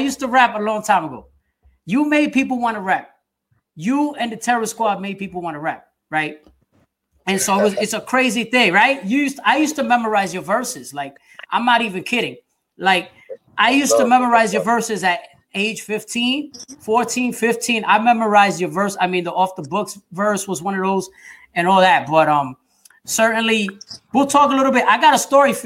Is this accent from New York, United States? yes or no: yes; New York, United States; as a Puerto Rican, as a Latino growing up in New York